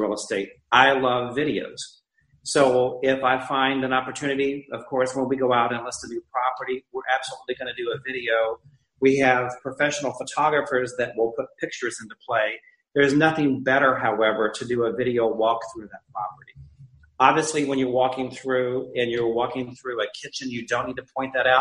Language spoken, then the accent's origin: English; Naples, Florida, United States; my hometown of Naples.